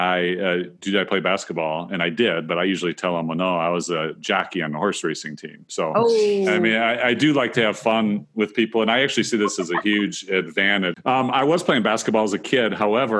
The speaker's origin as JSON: {"language": "English", "region": "Northwest Ohio", "country": "United States", "tie": "born or raised there", "said": "I grew up in Northwest Ohio, and which is where I live today"}